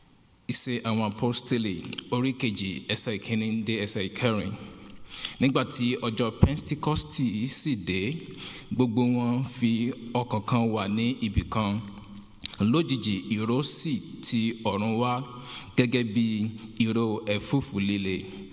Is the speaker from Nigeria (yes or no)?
yes; Nigeria; moved away; I'm from Nigeria.